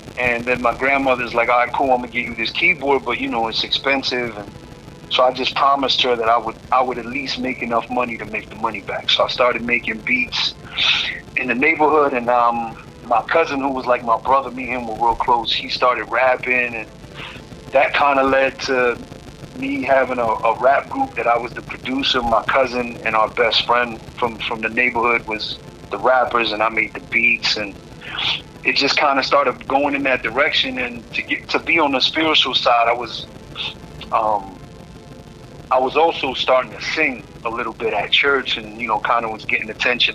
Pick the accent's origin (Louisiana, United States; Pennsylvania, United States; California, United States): Pennsylvania, United States; Philadelphia; moved away as an adult; also born or lived in New York; I'm from North Philly, from the streets of North Philly, and my grandmother was raising me